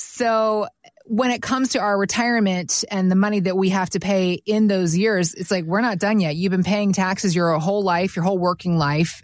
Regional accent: Atlanta, Georgia, United States; also born or lived in Virginia; I grew up in Atlanta

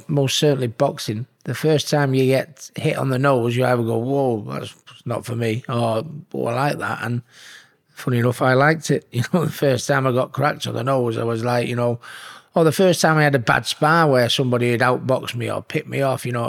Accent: Hattersley, North West England, United Kingdom; But I consider myself a Hattersley lad. You know, I was from Manchester, which is where I am from. But I mean, ultimately, I'm a Hattersley lad, yeah. And I've never forgot my roots, and I still go down. I have the same mates from school that I always had. I live 10 minutes down the road from where I was born

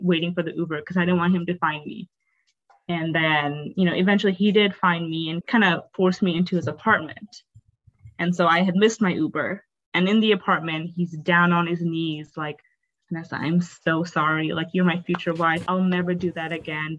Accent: North Dakota, United States; also born or lived in Bangladesh / Canada; I grew up, a uh, majority of my life, I grew up in Canada and in North Dakota in America. Mm-hmm. And obviously, there's not much diversity in North Dakota. I spent, I think, 16 years of my life in North Dakota.

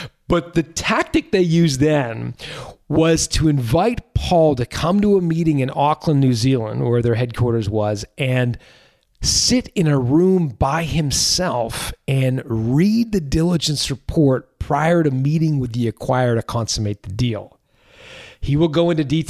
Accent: Toronto, Ontario, Canada; my hometown of Toronto

